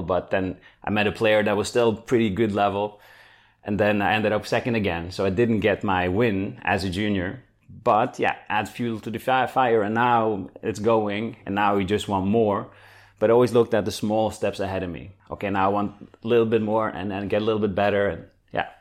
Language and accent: English; Norway; moved away as an adult; now in Netherlands; I'm from Norway